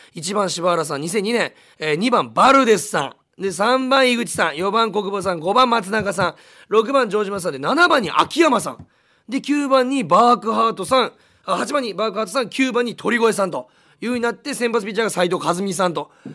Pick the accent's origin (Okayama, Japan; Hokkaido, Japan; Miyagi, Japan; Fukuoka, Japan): Fukuoka, Japan; Munakata; born or raised there